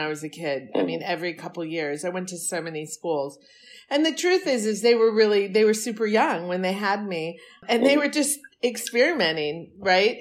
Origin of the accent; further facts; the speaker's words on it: San Francisco Bay Area, Northern California, United States; also born or lived in New York City / Europe; now in Los Angeles, United States; I was raised in Northern California in the San Francisco Bay Area.